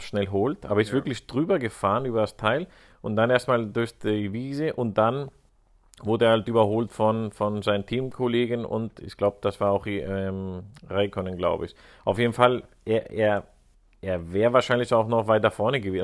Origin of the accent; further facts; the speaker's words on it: Spain; als Spanier